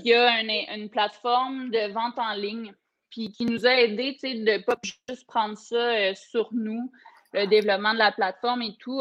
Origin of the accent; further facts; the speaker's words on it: Coaticook, Quebec, Canada; j'ai grandi là, à Quaticook